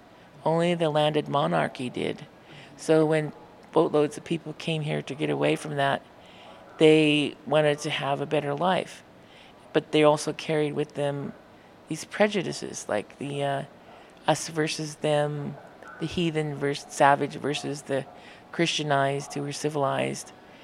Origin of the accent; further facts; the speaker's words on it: Madras, Oregon, United States; growing up in Madras, and I went to school in Madras